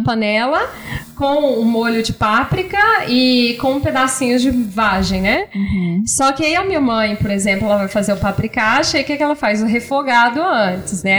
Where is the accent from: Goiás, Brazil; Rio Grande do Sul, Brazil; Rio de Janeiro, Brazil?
Goiás, Brazil; Goiânia; moved away as an adult; also born or lived in São Paulo / France; now in Argentina; eu sou de Goiânia e eu fui estudar em São Paulo